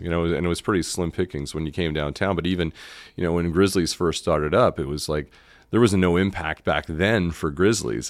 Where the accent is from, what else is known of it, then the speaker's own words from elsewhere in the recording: Canada; moved away as an adult; also born or lived in Montreal / Toronto; now in Memphis, United States; as a Canadian